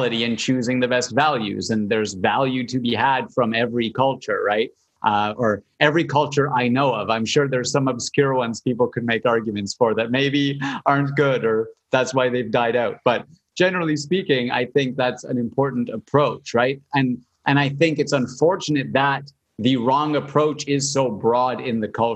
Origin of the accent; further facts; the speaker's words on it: Canada; I'm Canadian